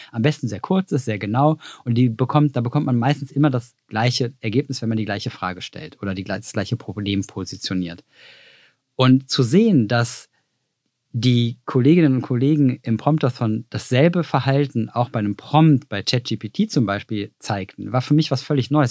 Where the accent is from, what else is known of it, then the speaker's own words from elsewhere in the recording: Cologne, North Rhine-Westphalia, Germany; wie ein guter Rheinländer, ich bin aus Köln